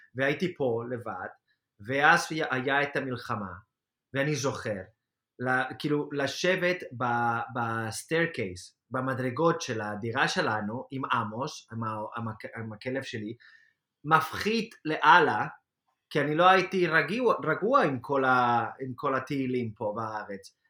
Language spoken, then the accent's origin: Hebrew; Spain; Hebrew is a second language; moved away as an adult; now in Israel; לחזור של... לספרד זה קל, אוקיי? זה קל בשבילי, כי בסופו של דבר זה, זה מדינה שאני מכיר